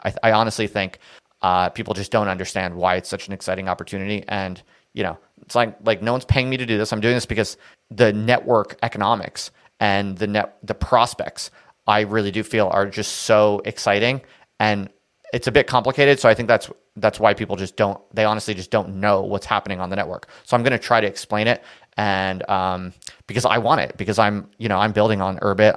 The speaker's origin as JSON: {"language": "English", "region": "New Jersey", "country": "United States", "moved": "yes", "said": "I'm from New Jersey"}